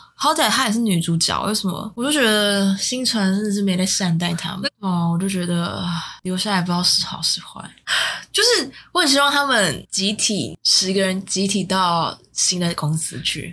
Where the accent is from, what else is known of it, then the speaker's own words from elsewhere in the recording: Taiwan; 我是台湾人